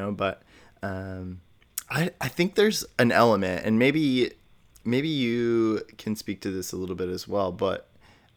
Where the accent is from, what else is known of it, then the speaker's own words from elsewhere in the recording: Midwest, United States; also born or lived in Indiana / Illinois; I'm, you know, born and raised mostly in the Midwest as well. I was born in Indiana, moved to Illinois